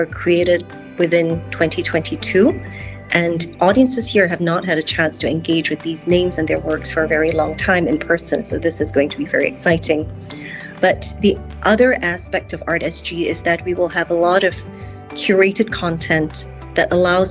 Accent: Singapore; I'm Singaporean

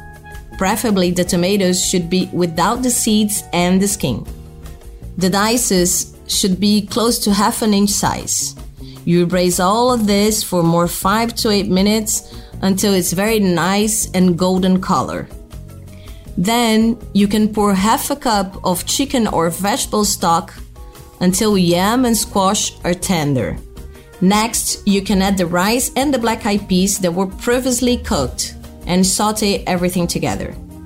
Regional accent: Brazil; I'm a chef from Brazil, and I have a restaurant called Cuia, located in the heart of São Paulo

